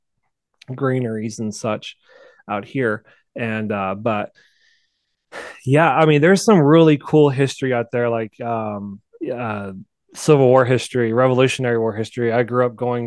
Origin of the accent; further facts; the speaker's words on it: Appalachian Mountains, western North Carolina, United States; now in Utah, United States; I'm originally from North Carolina. And I'm from the western part of North Carolina, Appalachian Mountains